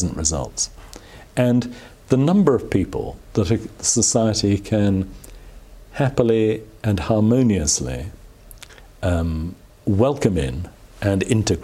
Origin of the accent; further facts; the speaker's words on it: England, United Kingdom; as an Englishman